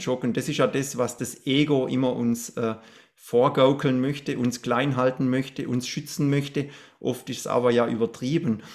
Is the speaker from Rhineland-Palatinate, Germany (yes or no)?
no; Black Forest, Baden-Württemberg, Germany; bei mir in der Straße, wo ich aufgewachsen bin